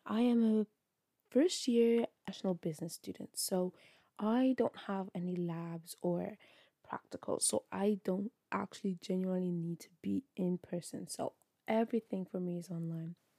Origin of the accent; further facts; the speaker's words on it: Ireland; I'm from Ireland